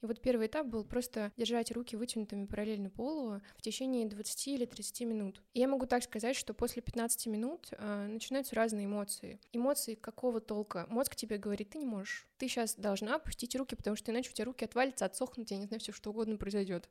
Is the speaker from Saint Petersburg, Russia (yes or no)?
no; Samara, Samara Oblast, Russia; moved away as an adult; now in Moscow, Russia; я как бы из Самары, я в Самаре была